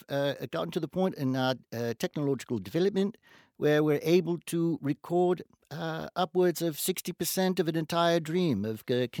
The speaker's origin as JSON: {"language": "English", "town": "Cape Town", "region": "Western Cape", "country": "South Africa", "tie": "born or raised there", "said": "No. I live in Cape Town. I've lived there all my life."}